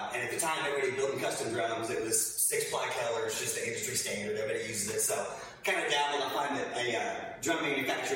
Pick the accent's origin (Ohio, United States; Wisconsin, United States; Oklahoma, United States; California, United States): Oklahoma, United States; Muskogee; moved away as an adult; now in Austin, United States; I'm from Muskogee, Oklahoma. I'm ….